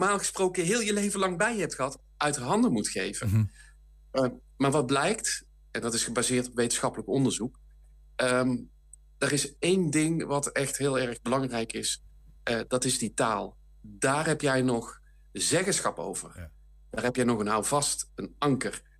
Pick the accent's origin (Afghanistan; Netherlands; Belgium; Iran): Netherlands; North Brabant; now in Limburg, Netherlands; ik ben geboren en getogen in Brabant, maar ik woon al jaren in Limburg.